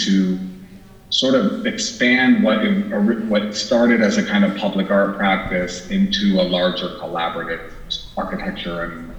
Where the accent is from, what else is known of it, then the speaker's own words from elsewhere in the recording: Northeast Ohio, United States; I'm originally from Northeast Ohio. I come from a mixed racial background that is Akron, Ohio based